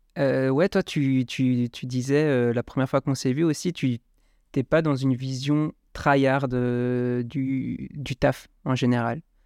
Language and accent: French; Strasbourg, Grand Est, France; près de chez moi à Strasbourg